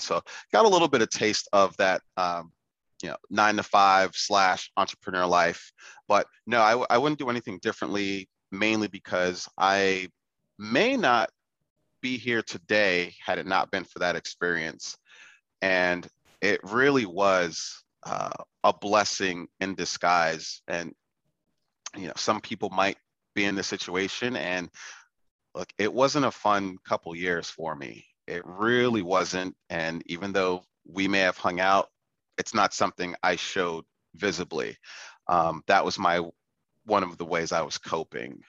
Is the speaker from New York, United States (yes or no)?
yes; New York City, New York, United States; moved away; also born or lived in China; I grew up in the Bronx. Yeah. Uh, I'm born and raised in the Bronx